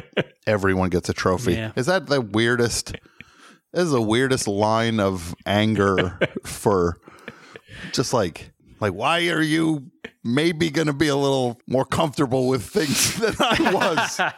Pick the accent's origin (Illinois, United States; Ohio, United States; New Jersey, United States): New Jersey, United States; Look, I grew up in New Jersey with Vintage was the go-to brand for the tri-state area.